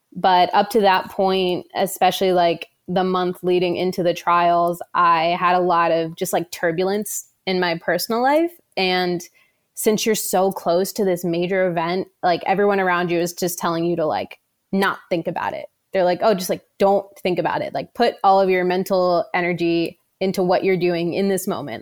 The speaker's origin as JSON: {"language": "English", "region": "New Jersey", "country": "United States", "moved": "yes", "said": "I am originally from New Jersey"}